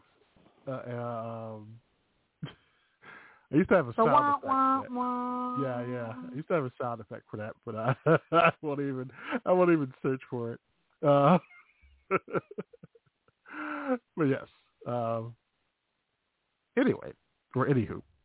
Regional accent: Chicago, Illinois, United States; accent: Chicago; that's my Chicago accent

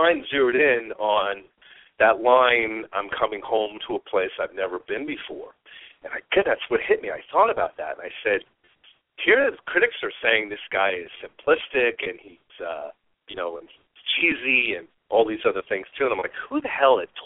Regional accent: New York, United States; moved away; I was from New York

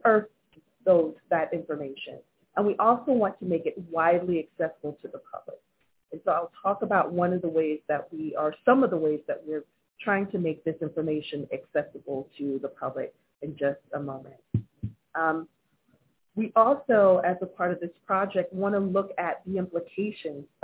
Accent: Wilmington, North Carolina, United States; my hometown of Wilmington, North Carolina

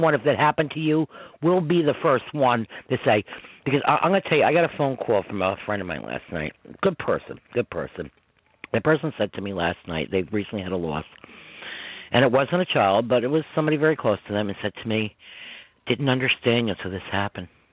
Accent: Westchester, New York, United States; from New York, from Westchester

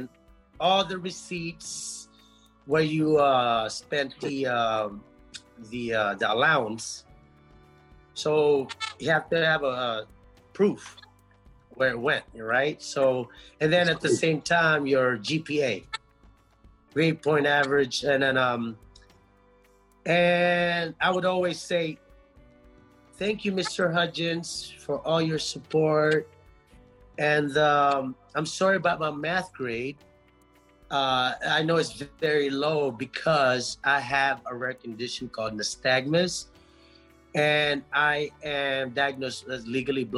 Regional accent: Angeles City, Central Luzon, Philippines; now in United States; I was born in Philippines, in Angeles City

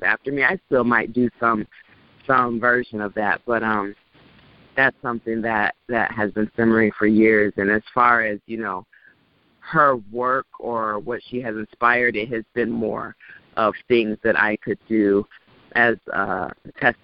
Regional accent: Orange County, California, United States; born and raised in Orange County, California

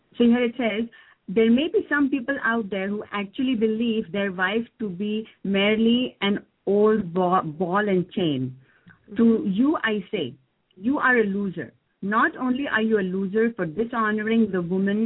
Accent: India; moved away; I come from India

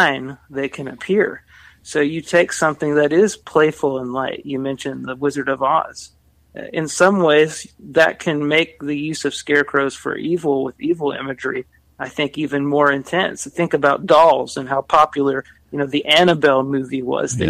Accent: Kentucky, United States; I come from Kentucky, so rural America, small town America, grew up around a lot of cornfields

